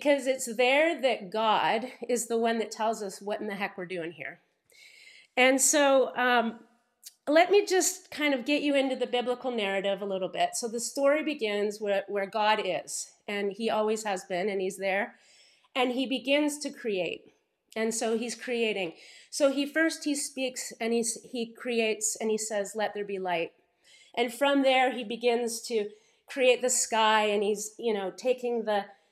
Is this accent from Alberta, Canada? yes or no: no; Paris, Ontario, Canada; when I grew up here in Paris, Ontario, it was a very small town at the time